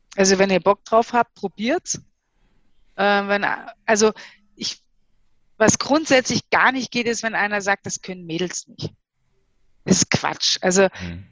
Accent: Bayreuth, Bavaria, Germany; moved away as an adult; also born or lived in East Germany (GDR); Also Bayreuth, Fränkische Schweiz, das ist so die Region, in der ich groß geworden bin

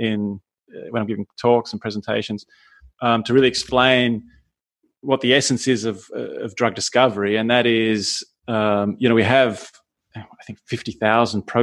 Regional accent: Australia; moved away as an adult; now in Vienna, Austria; I was born in Australia and studied there, worked there, and moved to Austria some 20 years ago

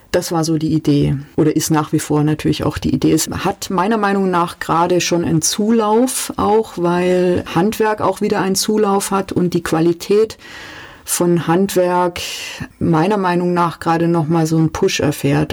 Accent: Calw, Baden-Württemberg, Germany; also born or lived in Stuttgart; Ich bin aufgewachsen im Raum Kalf. Das ist ein relativ hügeliges Gebiet im Nordschwarzwald schon.

